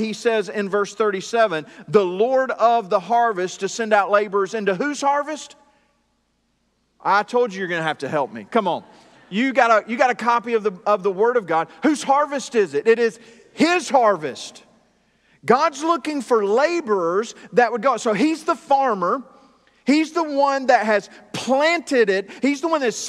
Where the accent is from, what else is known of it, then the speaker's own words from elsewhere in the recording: Greenville, South Carolina, United States; moved away as an adult; also born or lived in Buies Creek, North Carolina; now in North Carolina, United States; I grew up in South Carolina, but it was not around farms. It was in the suburbs of Greenville, South Carolina